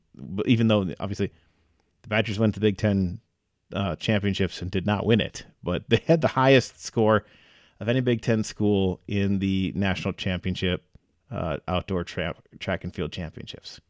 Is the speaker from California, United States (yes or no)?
no; Stevens Point, Wisconsin, United States; moved away; also born or lived in La Crosse, Wisconsin / Madison, Wisconsin; I grew up in Point